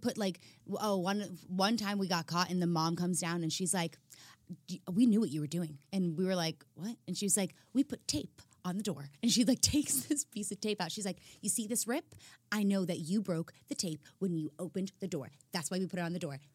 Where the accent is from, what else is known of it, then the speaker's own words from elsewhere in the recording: Chicago, Illinois, United States; moved away; I'm from Chicago